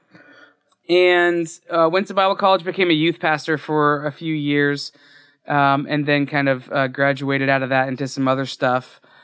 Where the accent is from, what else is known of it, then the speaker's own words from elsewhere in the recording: Florida, United States; I grew up in Florida, so D- Disney was an hour and a half away